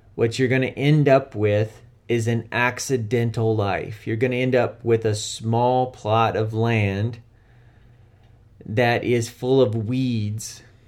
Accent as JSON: {"language": "English", "country": "United States", "said": "I'm American"}